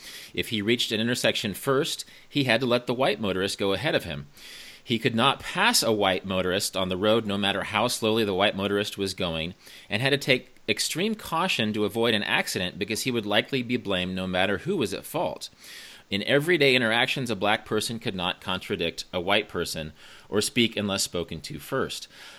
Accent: Kansas, United States; I'm from the Midwest. I'm from Kansas.

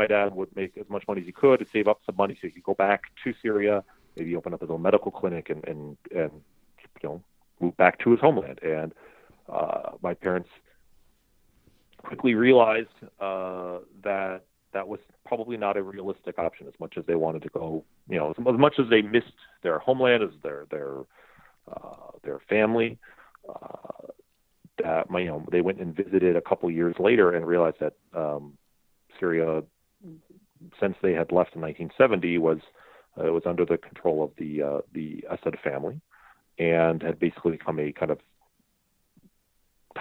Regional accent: United States; moved away; also born or lived in Saudi Arabia; I already felt not just American, but sort of, I feel like my identity was already locked at that point

